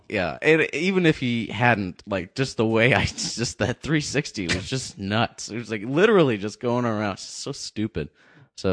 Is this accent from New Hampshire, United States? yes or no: yes; Pelham, New Hampshire, United States; I'm from the Pelham side of town. That's the wrong side of the tracks.